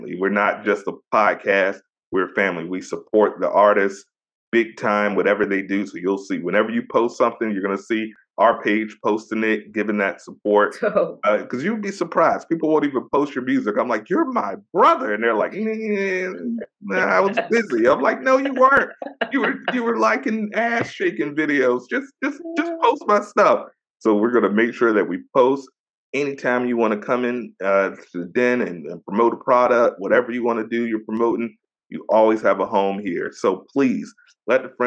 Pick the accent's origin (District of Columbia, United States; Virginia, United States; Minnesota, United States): Virginia, United States; I'm born and raised in VA.